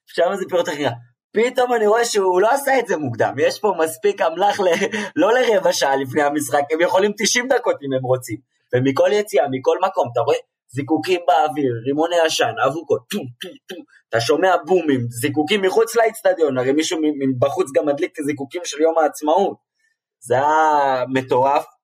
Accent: Israel; אני מישראל

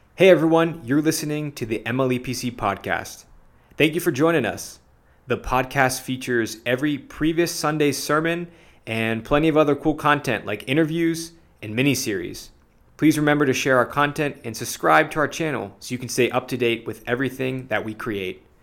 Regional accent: the South, United States; I'm from the South

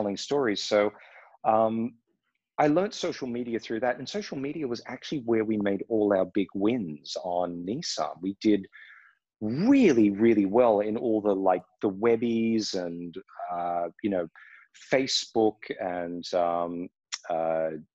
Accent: Australia; moved away as an adult; also born or lived in Los Angeles, United States; now in Berlin, Germany; I grew up in Australia

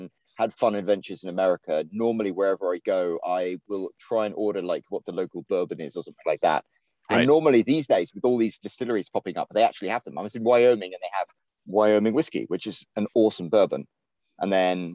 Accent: England, United Kingdom; moved away as an adult; now in United States; I'm Scottish, like by my parents being Scottish, even though I was raised in England

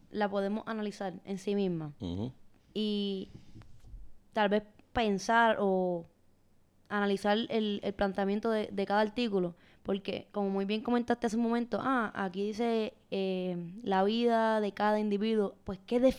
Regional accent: Puerto Rico; Yo soy puertorriqueña, mi nacionalidad eh, Puerto

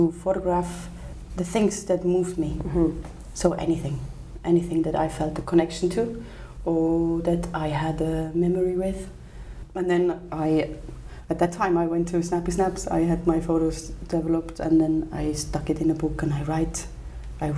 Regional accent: Switzerland; also born or lived in India / Bhutan; I came back to live in Switzerland when I was six.

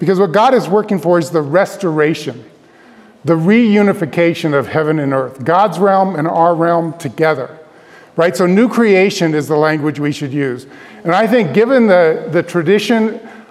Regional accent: Denver, Colorado, United States; also born or lived in Grand Rapids, Michigan / Palmer Lake, Colorado; I grew up in Denver, Colorado

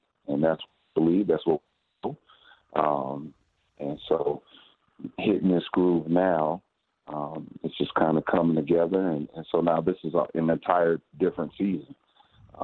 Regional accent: Dayton, Ohio, United States; I coached at Wayne for 5 years because I'm from Dayton

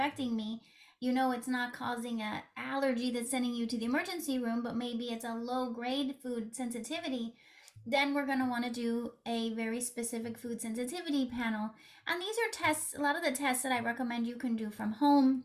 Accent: West Coast, United States; accent: West Coast; moved away as an adult; also born or lived in New York City area; now in New York City, United States; I'm originally from the West Coast, but I've been living in the New York City area for the past 21 years. So I sound like someone from the West Coast.

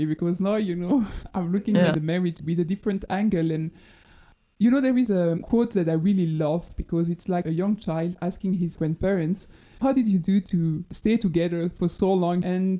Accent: Dinant, Wallonia, Belgium; I also always knew that I wanted to grow up children in Belgium. And most probably in Dinan, my

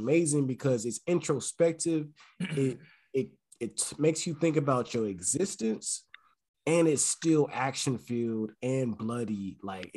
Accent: California, United States; I grew up in Cali.

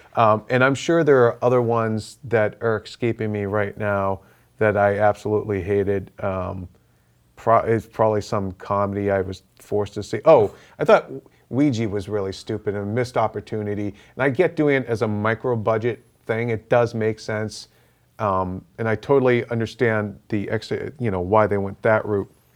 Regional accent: Boston, Massachusetts, United States; my hometown boys

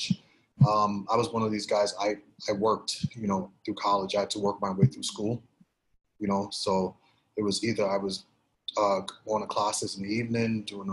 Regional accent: New York City, New York, United States; also born or lived in Grenada; Grew up in Brooklyn. Grew up in Flatbush, Brooklyn. Came to this country in 79 from the Caribbean nation of Grenada.

